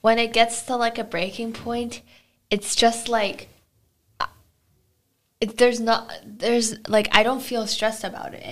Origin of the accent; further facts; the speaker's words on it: Beijing, China; moved away; I'm from Beijing